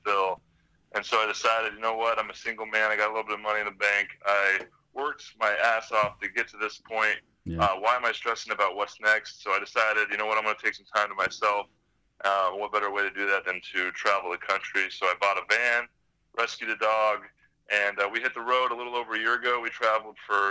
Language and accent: English; Anaheim, California, United States; moved away as an adult; also born or lived in Las Vegas / Atlanta / Tampa; Up in Southern California in Orange County, Anaheim.